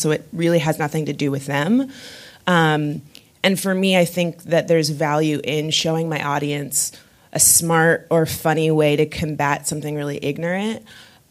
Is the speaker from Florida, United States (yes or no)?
yes; West Palm Beach, Florida, United States; also born or lived in Miami, Florida; growing up in West Palm Beach, Florida